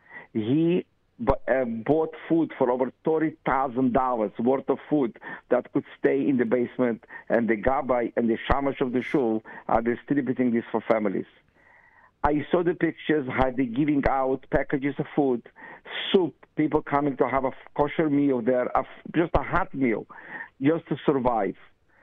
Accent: Russia; now in Israel; His father was carrying the suitcases from the bus to our apartment in 1970 when we came from Russia.

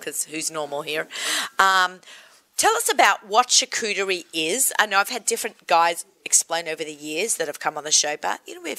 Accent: Australia; I'm Aussie.

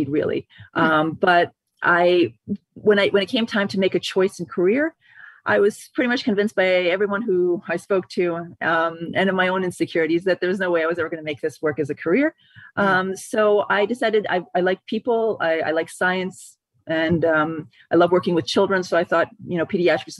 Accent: Baltimore, Maryland, United States; moved away as an adult; So I grew up in Baltimore. I was born and bred in Baltimore. I lived there for 33 years.

